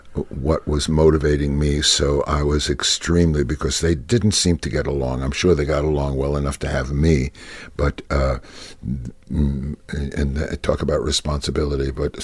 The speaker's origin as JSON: {"language": "English", "town": "Brooklyn", "region": "New York", "country": "United States", "tie": "born or raised there", "also_born_or_lived": "Far Rockaway", "moved": "yes", "lives_now": "Los Angeles, United States", "said": "And then I was born and brought up in Brooklyn, New York."}